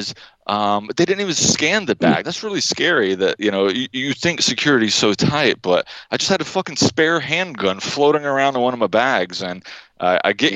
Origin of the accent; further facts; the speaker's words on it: United States; I am an American